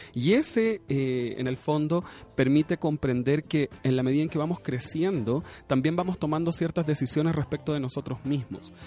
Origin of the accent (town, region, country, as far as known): Chile